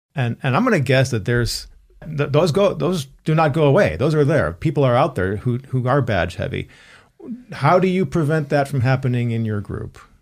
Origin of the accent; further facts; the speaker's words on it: Chicago, Illinois, United States; we grew up in the Chicago area